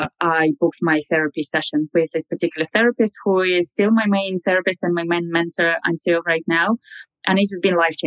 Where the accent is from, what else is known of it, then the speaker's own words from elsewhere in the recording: Russia; moved away as an adult; also born or lived in London; now in Dublin, Ireland; I am natively from Russia, but I've been living abroad now for 10 years. I moved to London and I moved to Dublin